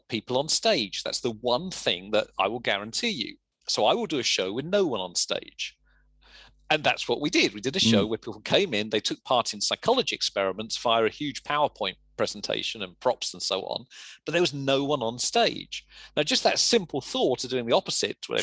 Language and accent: English; Luton, East of England, United Kingdom; accent: English; I was a kid from Luton